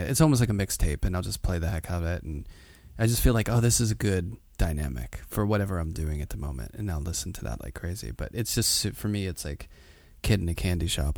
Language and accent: English; Pittsburgh, Pennsylvania, United States; now in New York, United States; I grew up in Pittsburgh, blue collar working class, but in the city